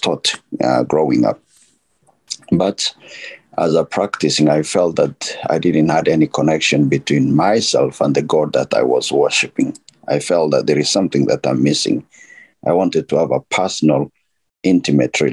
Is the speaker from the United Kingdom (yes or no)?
no; Nairobi, Kenya; I'm from Nairobi, Kenya